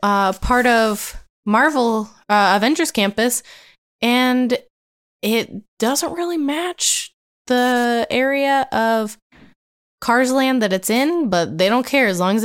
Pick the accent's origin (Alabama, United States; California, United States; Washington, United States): California, United States; Camarillo; And Soarin' Over California shows my hometown. That's true. The orange groves in Camarillo.